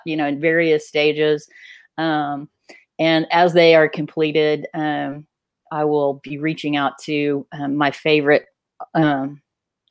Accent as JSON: {"language": "English", "region": "Texas", "country": "United States", "said": "I'm from Texas"}